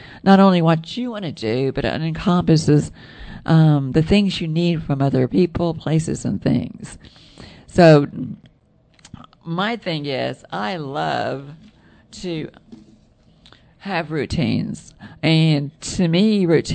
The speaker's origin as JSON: {"language": "English", "region": "the South", "country": "United States", "accent": "southern", "said": "With my southern accent"}